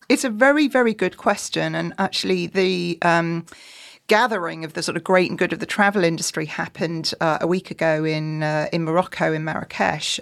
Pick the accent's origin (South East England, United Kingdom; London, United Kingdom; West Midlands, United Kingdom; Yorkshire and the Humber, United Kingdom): Yorkshire and the Humber, United Kingdom; just outside York; I am from Yorkshire, um, just outside York